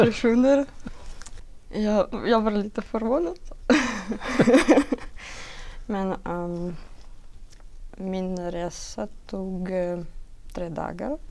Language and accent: Swedish; Belarus; Swedish is a second language; moved away as an adult; also born or lived in Minsk; now in Sweden; jag kommer från Belarus.